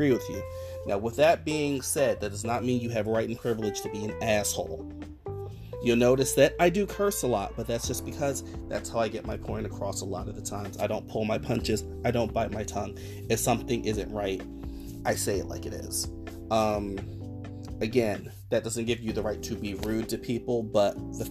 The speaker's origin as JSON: {"language": "English", "town": "Newark", "region": "New Jersey", "country": "United States", "also_born_or_lived": "Washington Heights, Manhattan, New York", "moved": "yes", "lives_now": "New York, United States", "said": "I'm originally from Newark, New Jersey"}